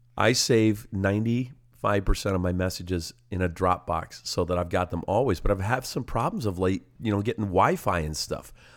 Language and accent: English; Simcoe, Ontario, Canada; Simcoe, my hometown